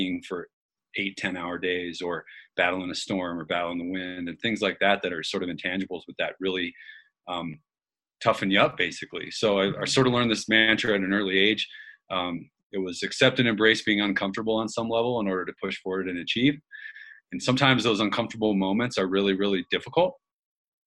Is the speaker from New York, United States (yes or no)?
no; Colorado, United States; I grew up in Colorado